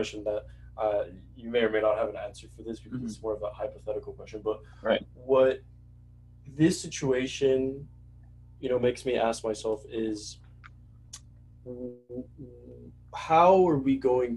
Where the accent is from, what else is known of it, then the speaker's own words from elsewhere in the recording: Puerto Rico; moved away; I'm from Puerto Rico